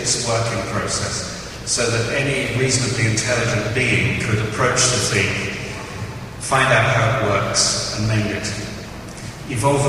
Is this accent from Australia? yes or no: no; England, United Kingdom; being English